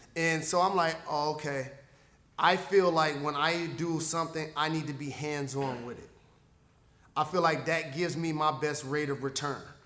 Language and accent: English; Detroit, Michigan, United States; my hometown